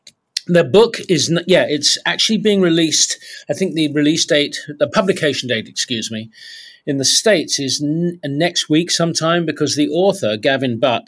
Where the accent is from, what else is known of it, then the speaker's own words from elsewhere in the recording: South East England, United Kingdom; although three of us were all from Southeast London. We grew up in Kent. We went to public school there.